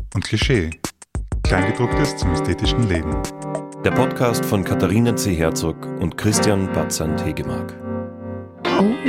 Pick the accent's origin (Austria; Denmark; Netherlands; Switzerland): Austria; Baden, Lower Austria; moved away; Ich komme ja aus Baden